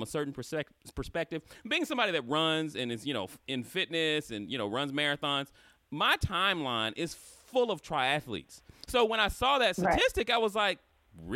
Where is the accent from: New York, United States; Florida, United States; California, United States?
Florida, United States; I'm from Florida